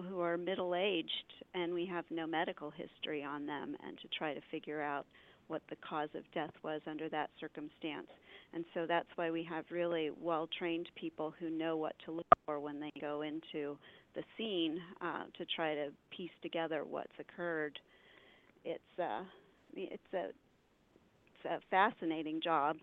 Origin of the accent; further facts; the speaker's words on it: Hillsboro, Oregon, United States; also born or lived in Eugene, Oregon; I grew up in Hillsboro